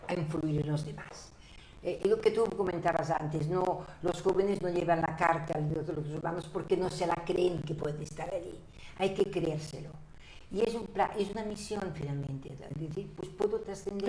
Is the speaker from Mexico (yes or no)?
no; Barcelona, Catalonia, Spain; yo nací en Barcelona